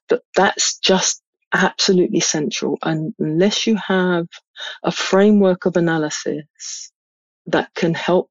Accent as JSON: {"language": "English", "region": "London", "country": "United Kingdom", "tie": "born or raised there", "said": "I grew up in London"}